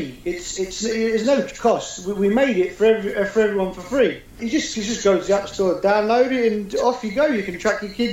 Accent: London, United Kingdom; moved away as an adult; now in Edinburgh, United Kingdom; I'm originally from London, and I moved up to Scotland about 8 years ago, and I've been here since

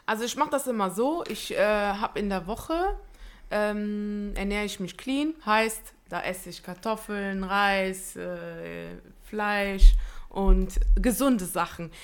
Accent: Italy; ich bin Italienerin

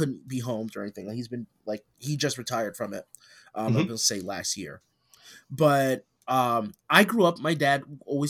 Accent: United States; I'm a dumb American

